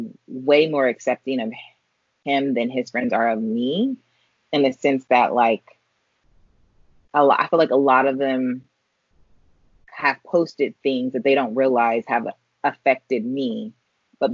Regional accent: California, United States; I grew up in California where there was everybody

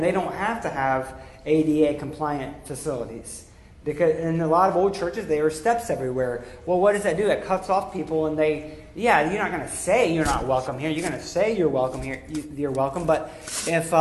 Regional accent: Pittsburgh, Pennsylvania, United States; we're all Pittsburghers here, we're all going to have a similar culture

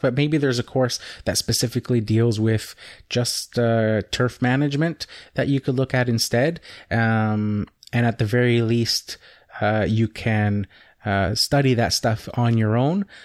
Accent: Canada; I'm Canadian

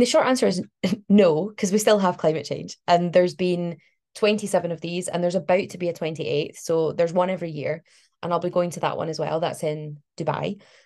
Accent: Glasgow, Scotland, United Kingdom; moved away as an adult; Glasgow, which is where I'm from. So I was born in Glasgow, lived there for like most of my life. Um, and I've only just recently moved away.

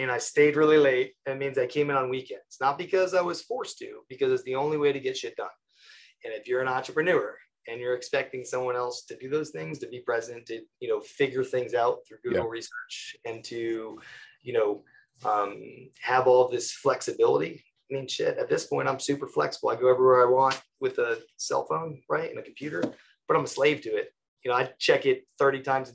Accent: Connecticut, United States; I'm from Connecticut.

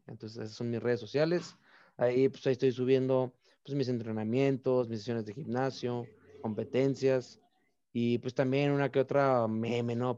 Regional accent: Tijuana, Baja California, Mexico; also born or lived in Mexicali; al final de cuentas también soy de Tijuana

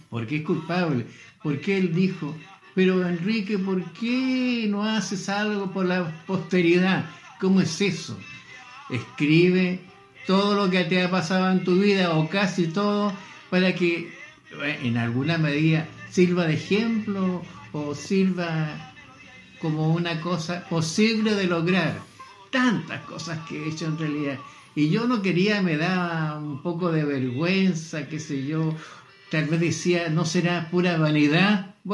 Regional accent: Antofagasta, Chile; born there; Yo nací aquí en Chile, en Antofagasta. Ah. Soy del norte. A mucha honra.

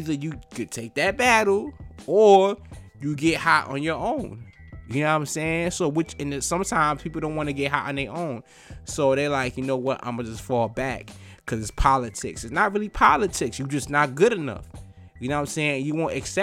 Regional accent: the East, East Coast, United States; I'm from the East

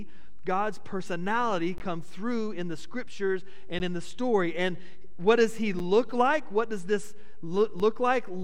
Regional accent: United States; As an American, it's been bred into me, into us, that we have the right to privacy

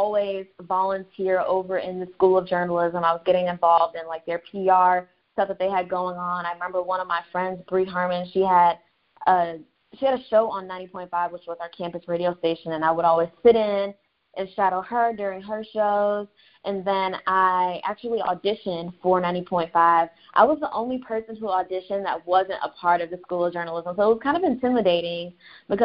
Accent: Orlando, Florida, United States; also born or lived in Tallahassee; I moved back home to Orlando. I'm originally from Orlando, so I was living with my parents

